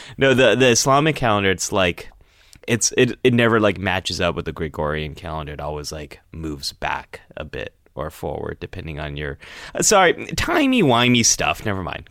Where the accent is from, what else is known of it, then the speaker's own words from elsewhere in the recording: Northern California, United States; there wasn't a big Jewish population where I was growing up in Northern California.